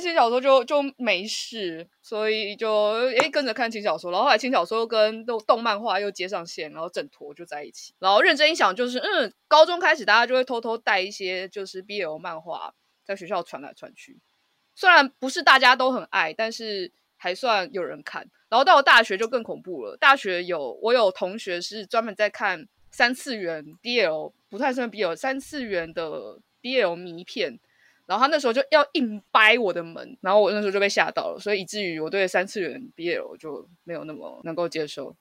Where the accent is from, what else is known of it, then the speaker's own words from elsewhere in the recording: Taipei, Taiwan; 然后一直都在台北，就是土生土长的天龙人，一直都在台北市